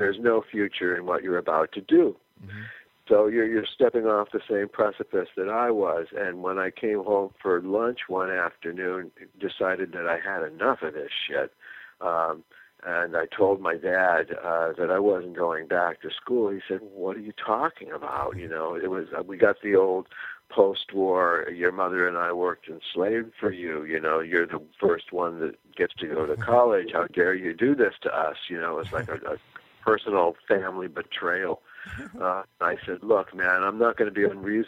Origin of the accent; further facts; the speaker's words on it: California, United States; We were white middle class kids from a beach town in California